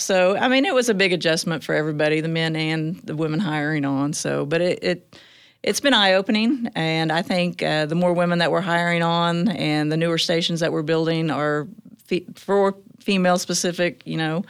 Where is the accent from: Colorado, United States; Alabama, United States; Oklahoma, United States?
Oklahoma, United States; Choctaw; now in Tulsa, United States; I grew up in Choctaw, Oklahoma, which is east of Oklahoma City